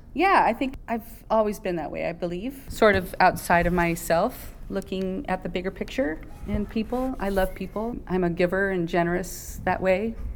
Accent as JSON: {"language": "English", "town": "San Bernardino", "region": "California", "country": "United States", "tie": "born or raised there", "also_born_or_lived": "Barstow, California", "said": "I grew up in San Bernardino, born in Barstow, so I'm a desert rat."}